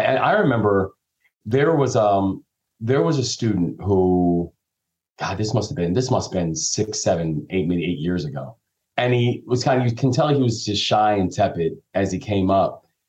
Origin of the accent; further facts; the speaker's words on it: Takoma Park, Maryland, United States; born there; I was born down in Tacoma Park, but it was tragedy that forced me to move around when I was younger